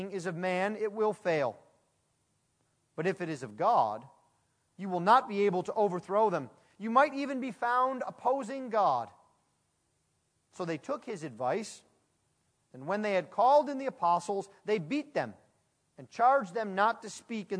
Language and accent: English; United States; I'm an American bred through and through